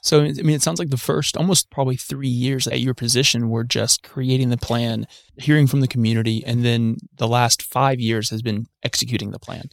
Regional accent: Huntsville, Alabama, United States; I grew up in South Huntsville

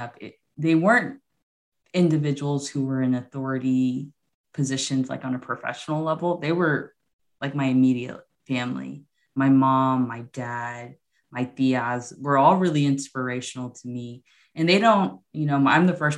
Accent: Houston, Texas, United States; also born or lived in San Antonio, Texas / Lubbock, Texas; So I'm originally from Houston, Texas. Well, I was born in San Antonio, but raised since the age of like 3 months old in Houston.

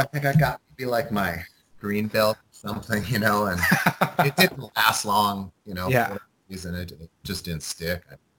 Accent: North Dakota, United States; I'm from North Dakota, so I was like one of the only Asian in North Dakota

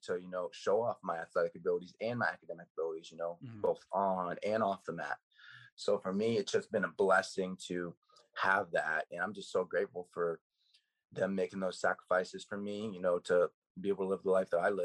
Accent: Plano, Texas, United States; also born or lived in Allen, Texas; I was born in Plano

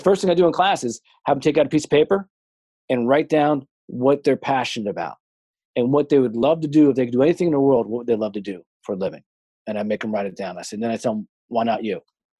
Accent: Madison, New Jersey, United States; Cause like I grew up in Madison, New Jersey.

